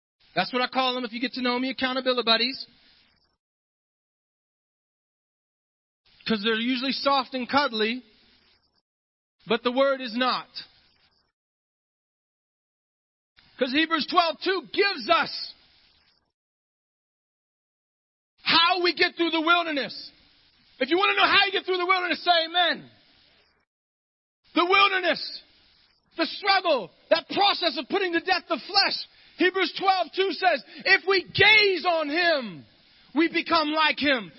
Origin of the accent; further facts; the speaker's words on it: Ohio, United States; I'm from Ohio